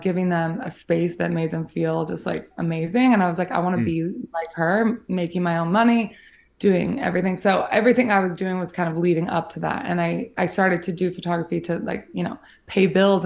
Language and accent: English; Salt Lake City, Utah, United States; So I grew up in Salt Lake City, Utah